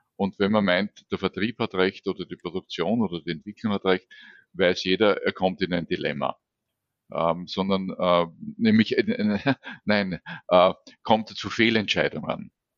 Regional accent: Vienna, Austria; geht es mir mhm. natürlich als Wiener leichter

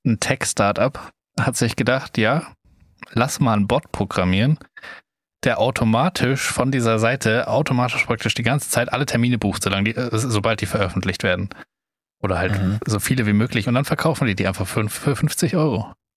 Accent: Germany; wir einfach als Deutsche

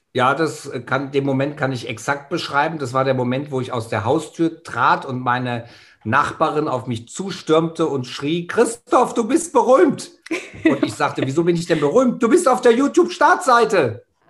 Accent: Germany; bei uns in Deutschland

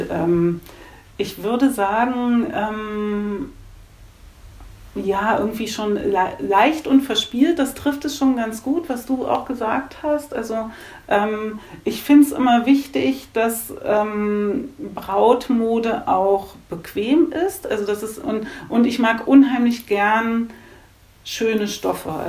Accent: Germany; Also … kommt, weil ich komme von der Elbe. Also ich mhm. bin in so einem ganz kleinen Kaff aufgewachsen in der Nähe der Elbe.

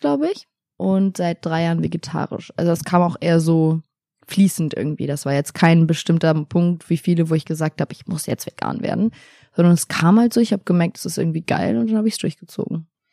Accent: Italy; now in Berlin, Germany; ich bin in Italien aufgewachsen.

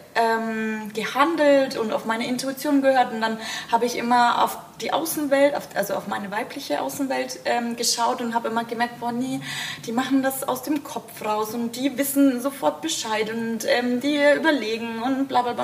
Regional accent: Bamberg, Bavaria, Germany; ich komme auch aus Bamberg

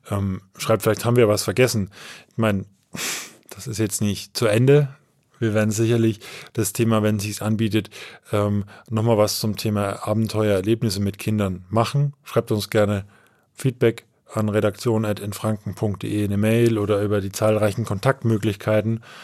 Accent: Tambach, Bavaria, Germany; Und weil es einfach der nächste ist zu meinem Wohnort, zu meiner Heimat, Schloss Tambach im Wildpark in Tambach, der auch schön groß ist, recht groß ist.

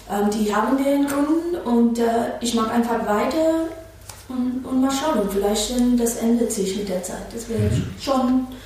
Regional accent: New York City, New York, United States; German is a second language; moved away as an adult; also born or lived in Brooklyn; now in Berlin, Germany; ich habe ein paar Jahre in Brooklyn, ich bin in Manhattan geboren und aufgewachsen, ne? aber wenn ich 16 war, war ich in Brooklyn mit meiner Mama und kleiner Schwester.

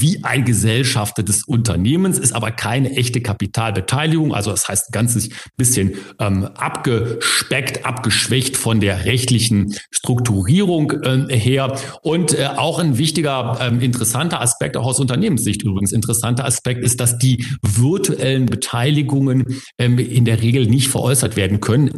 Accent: Germany; bei uns in Deutschland

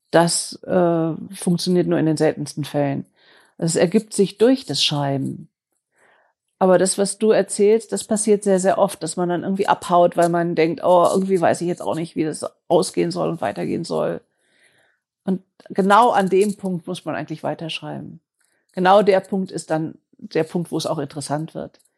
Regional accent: Germany; dass wir als Deutsche so gewöhnt sind, äh, Dinge machen zu wollen, die Qualität haben und die so quadratisch praktisch gut sind, so made in Germany ohne Fehler.

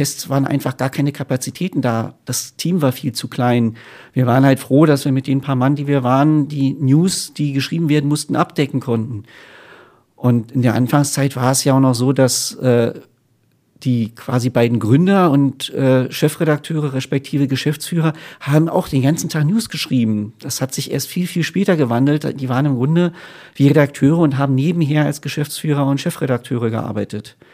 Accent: Berlin, Germany; für mich war es eine Rückkehr nach Berlin. Und gerade als Berliner ist Hannover halt nicht ganz so toll, ehrlich gesagt.

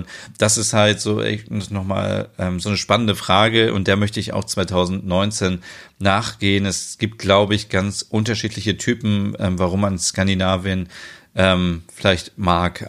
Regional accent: Germany; Bei uns in Deutschland

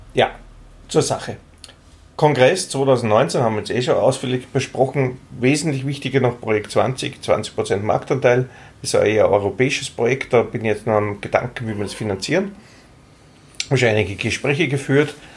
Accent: Austria; bei uns in Österreich

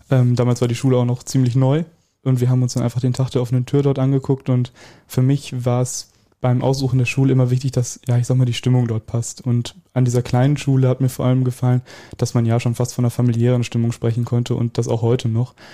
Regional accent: Welver, North Rhine-Westphalia, Germany

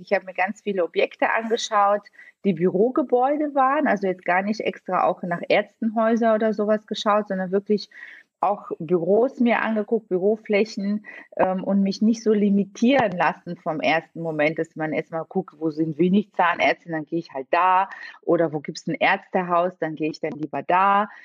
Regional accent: Bulgaria; also born or lived in Italy / Bonn, Germany; now in Düsseldorf, Germany; Ich bin gebürtig äh, in Bulgarien geboren und bin auch dort aufgewachsen

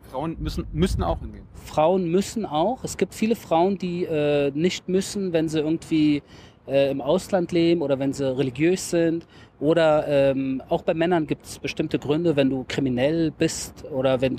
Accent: Berlin, Germany; moved away as an adult; now in Israel; Ich bin selber in äh, Deutschland geboren, 1977, habe dort äh, in Berlin gelebt und bin vor ca. 14 Jahren nach Israel ausgewandert.

